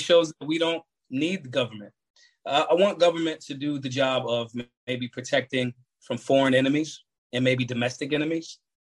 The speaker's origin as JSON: {"language": "English", "town": "Philadelphia", "region": "Pennsylvania", "country": "United States", "tie": "born or raised there", "said": "I grew up in North Philadelphia."}